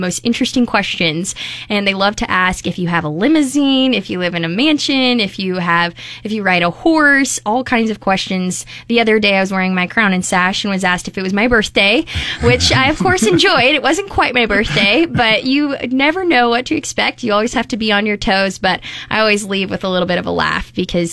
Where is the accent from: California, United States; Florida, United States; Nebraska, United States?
Nebraska, United States; Omaha; I grew up in Omaha, but really all of my family is from the Bertrand area